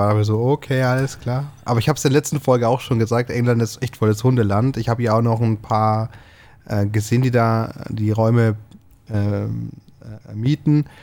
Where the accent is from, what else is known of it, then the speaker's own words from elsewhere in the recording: Germany; wir kommen genau, aus Deutschland